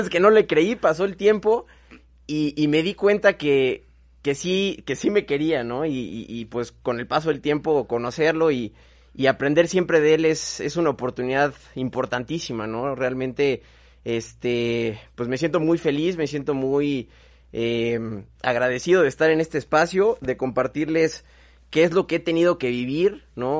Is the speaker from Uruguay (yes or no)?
no; Mexico; soy un macho mexicano